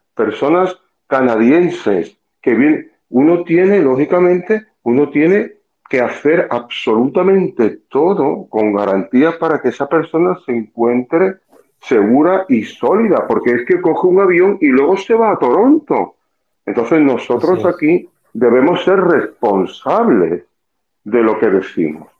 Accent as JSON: {"language": "Spanish", "area": "Costa del Sol", "region": "Andalusia", "country": "Spain", "moved": "as an adult", "lives_now": "Punta Cana, Dominican Republic", "said": "Yo en España trabajaba, soy del sur, de la Costa del Sol"}